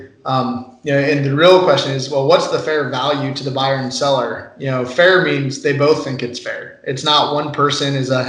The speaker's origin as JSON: {"language": "English", "region": "Northwest Iowa", "country": "United States", "said": "I'm from Northwest Iowa, my family has a dairy farm. We've been milking cows for 5 generations"}